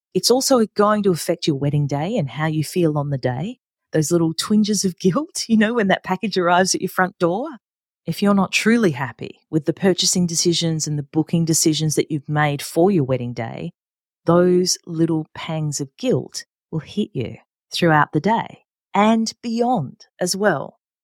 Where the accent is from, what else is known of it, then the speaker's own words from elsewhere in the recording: Adelaide, South Australia, Australia; here in my hometown of Adelaide, South Australia